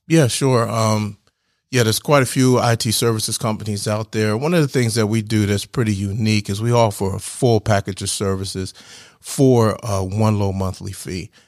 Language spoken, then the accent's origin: English; New Jersey, United States; moved away as an adult; now in Georgia, United States; I grew up in New Jersey. uh, just across the bridge from Philadelphia